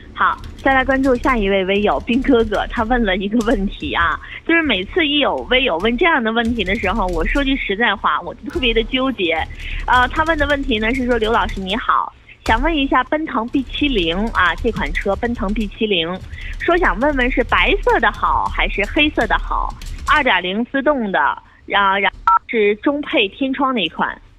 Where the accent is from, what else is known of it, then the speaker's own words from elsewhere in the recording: Northeast China, China; accent: Northeastern; 咱们东北话